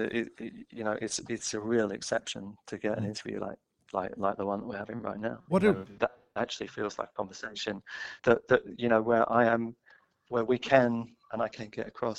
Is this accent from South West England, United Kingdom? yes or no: no; London, United Kingdom; I grew up in Muswell Hill